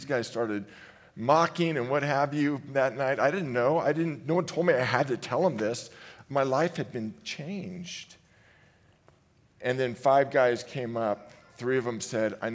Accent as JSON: {"language": "English", "area": "San Francisco Bay Area", "region": "California", "country": "United States", "said": "I hail from the San Francisco Bay Area"}